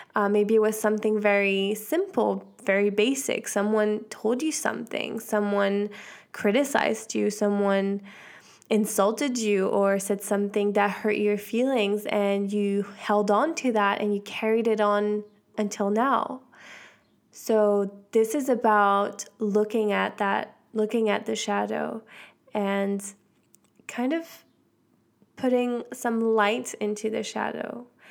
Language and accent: English; Switzerland; I'm half American, so I was in Switzerland